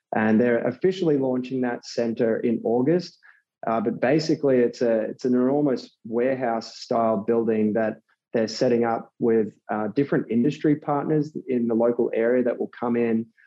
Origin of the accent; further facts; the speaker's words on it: Australia; moved away as an adult; now in New York City, United States; I'm originally from Australia. So um, grew up over there and, and, moved to New York City three years ago